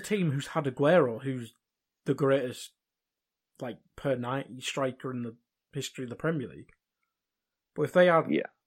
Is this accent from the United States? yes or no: no; England, United Kingdom; me being English